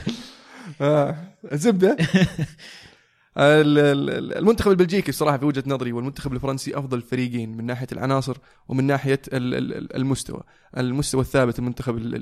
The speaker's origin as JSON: {"language": "Arabic", "country": "Saudi Arabia", "said": "نحن كسعوديين"}